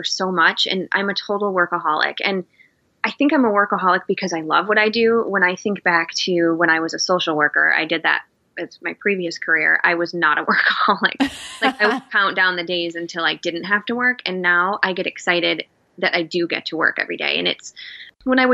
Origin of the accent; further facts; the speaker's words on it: Michigan, United States; moved away as an adult; now in Seattle, United States; my husband and I were both born and raised in Michigan, and we moved to Seattle 8 years ago